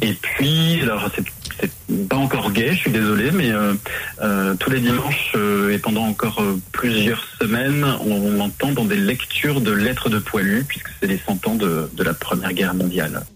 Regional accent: Morteau, Bourgogne-Franche-Comté, France; moved away as an adult; now in Paris, France; je suis originaire de, de Morteau dans le Haut-Doubs

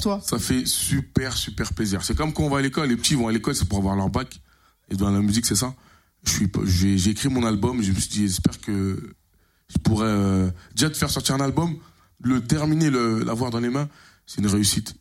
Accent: Creil, Hauts-de-France, France; je dis Creil, Picardie

